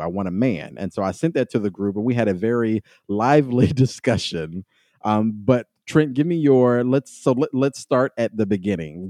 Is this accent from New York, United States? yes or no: no; Kentucky, United States; I came from Kentucky